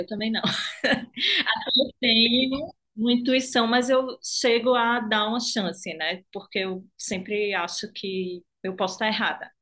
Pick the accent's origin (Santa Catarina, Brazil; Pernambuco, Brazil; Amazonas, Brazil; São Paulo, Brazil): Pernambuco, Brazil; Recife; accent: Nordeste; Eu sou de Recife, pelo sotaque, acho que não tem como esconder muito, assim, que eu sou do Nordeste